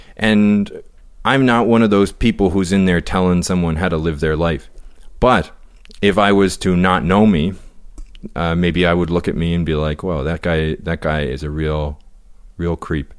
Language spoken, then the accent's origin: English; the Maritimes, Canada; we're from the Maritimes